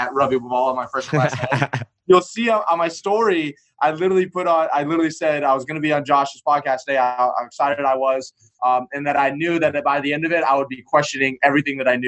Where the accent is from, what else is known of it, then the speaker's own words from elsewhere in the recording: Atlanta, Georgia, United States; moved away; also born or lived in Destin, Florida; I'm from Atlanta originally